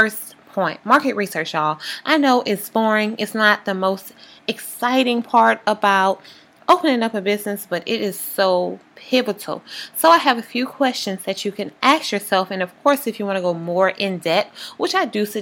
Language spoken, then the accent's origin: English; Louisiana, United States; I'm from Louisiana